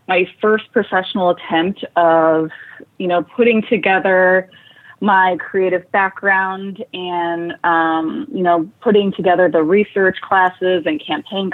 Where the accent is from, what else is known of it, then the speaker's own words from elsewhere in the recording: a small town in Wisconsin, United States; moved away as an adult; also born or lived in Chicago; coming from a small town in Wisconsin, I picked up and I moved to Chicago